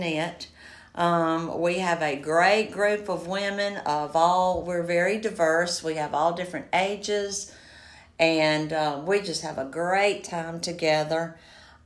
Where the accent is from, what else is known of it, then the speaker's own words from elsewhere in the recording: Greer, South Carolina, United States; also born or lived in Greenville, South Carolina; Well, I am a Greer girl. I was raised in Greer